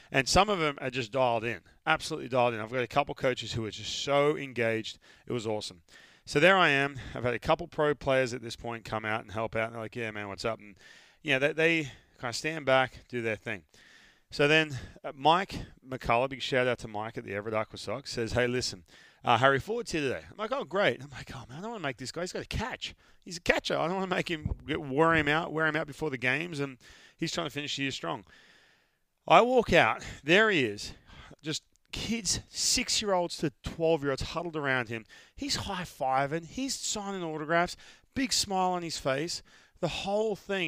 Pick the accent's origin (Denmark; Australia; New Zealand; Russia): Australia; moved away; I'm from Australia. We all live out in the sun